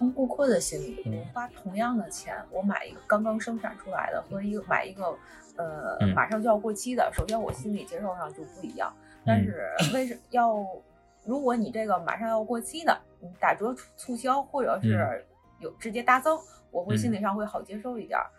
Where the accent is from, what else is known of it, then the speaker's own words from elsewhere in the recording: China; 应该作为一个中国人，很多人都被灌输到这个意识，就是不喝隔夜茶